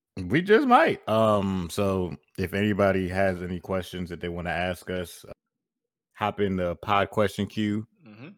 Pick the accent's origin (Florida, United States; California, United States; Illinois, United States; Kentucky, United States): Florida, United States; Central; I'm from Central Florida where it's nothing yeah. but trees and farmland and even beaches where I'm from